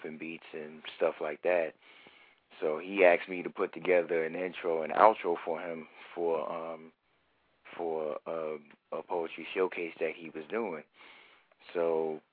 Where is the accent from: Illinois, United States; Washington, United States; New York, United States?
New York, United States; New York City; moved away as an adult; now in Columbus, United States; I'm from Harlem, New York City, born and raised.